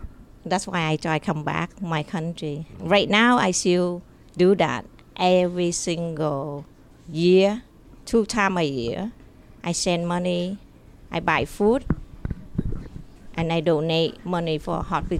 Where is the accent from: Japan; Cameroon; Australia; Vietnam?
Vietnam; English is a second language; moved away; I grew up in my country, in Vietnam. I born in Vietnam, in a very small town.